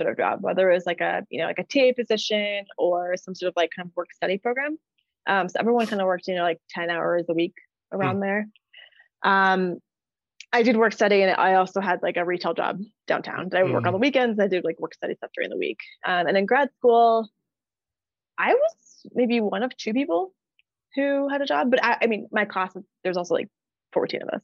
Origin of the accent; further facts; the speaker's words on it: Los Angeles, California, United States; moved away as an adult; also born or lived in San Francisco / New Orleans; now in Denver, United States; I'm from LA. So I grew up in LA, born and raised. And I lived there until I went to college